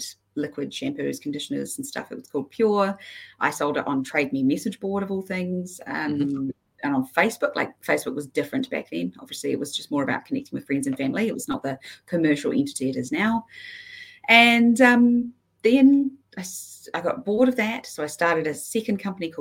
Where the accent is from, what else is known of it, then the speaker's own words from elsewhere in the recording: Queenstown, Otago, New Zealand; also born or lived in Isle of Man / Dunedin; I grew up in Queenstown, where I went through all of my schooling